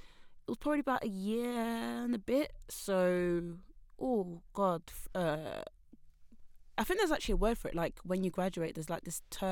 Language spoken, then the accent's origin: English; Essex, East of England, United Kingdom; also born or lived in East London; I'm from Essex.